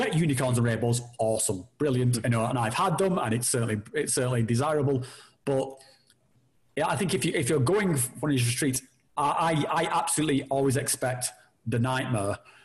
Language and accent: English; United Kingdom; we're all British